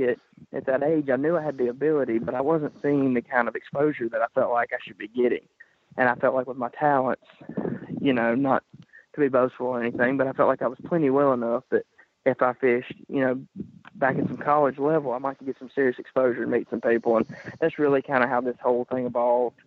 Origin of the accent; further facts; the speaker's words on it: Columbus, Mississippi, United States; now in Florence, United States; I'm originally from Columbus, Mississippi. I grew up in a little community called New Hope.